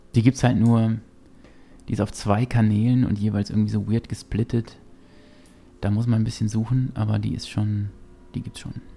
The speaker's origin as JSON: {"language": "German", "town": "Gütersloh", "region": "North Rhine-Westphalia", "country": "Germany", "tie": "born or raised there", "said": "wir hatten ähm, ein Kino bei uns in Gütersloh damals"}